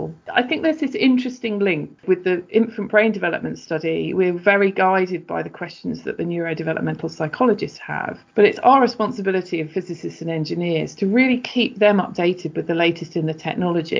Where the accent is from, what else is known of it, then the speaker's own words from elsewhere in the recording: London, United Kingdom; moved away as an adult; also born or lived in Exeter; I was from London originally